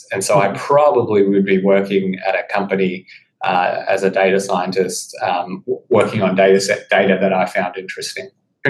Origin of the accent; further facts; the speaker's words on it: Australia; moved away as an adult; now in United States; I was from Australia where it's pronounced Kaggle